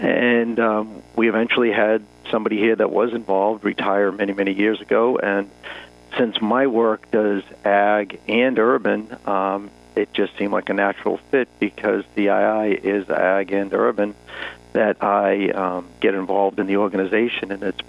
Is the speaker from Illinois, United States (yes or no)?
no; Massachusetts, United States; moved away as an adult; now in California, United States